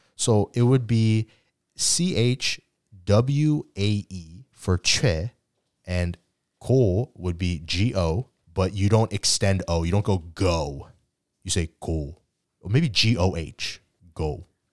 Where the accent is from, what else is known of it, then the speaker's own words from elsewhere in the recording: United States; yes, I do identify as American, but I also identify as Korean as well